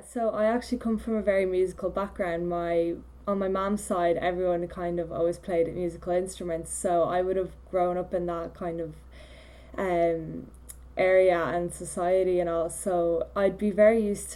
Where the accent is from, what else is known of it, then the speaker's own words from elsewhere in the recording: Poland; now in Ireland; I come from Poland